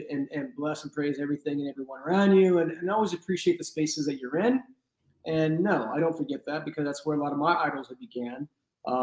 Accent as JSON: {"language": "English", "town": "Los Angeles", "region": "California", "country": "United States", "tie": "born or raised there", "said": "I'm in my hometown"}